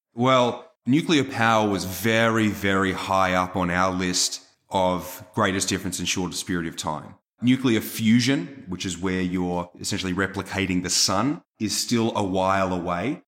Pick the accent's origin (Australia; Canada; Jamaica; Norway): Australia; now in United States; I'm just Australian